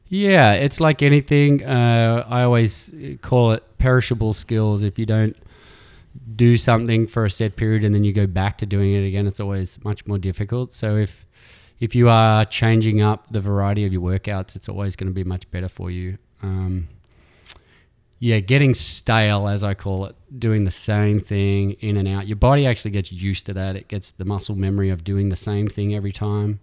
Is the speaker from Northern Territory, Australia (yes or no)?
yes; Alice Springs, Northern Territory, Australia; moved away as an adult; now in San Francisco, United States; growing up in Alice Springs, I was as far from the city as possible